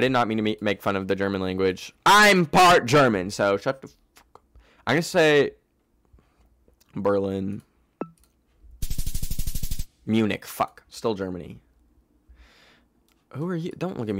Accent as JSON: {"language": "English", "country": "Canada", "said": "I am from Canada."}